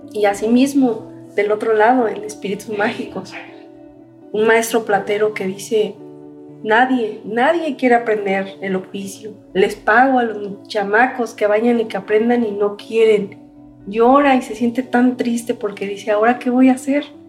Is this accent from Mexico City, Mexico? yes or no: yes; Mexico City, Mexico; Nací en la Ciudad de México